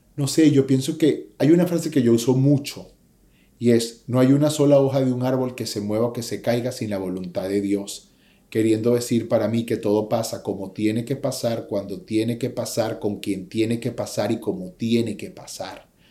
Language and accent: Spanish; Venezuela; moved away as an adult; now in United States; Me vine aquí a mis 21 años después de haber estado en la cima del éxito en mi país